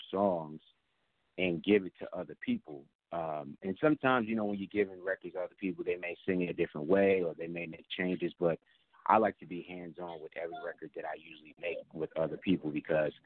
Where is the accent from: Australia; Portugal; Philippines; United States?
United States; New York City, New York; now in Atlanta, United States; I'm from Queens, New York